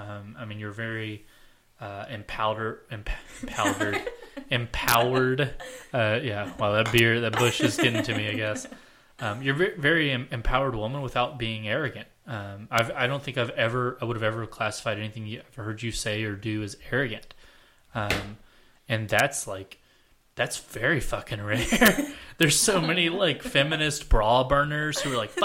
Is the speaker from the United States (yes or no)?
yes; the Bible Belt, United States; we grew up in the Bible Belt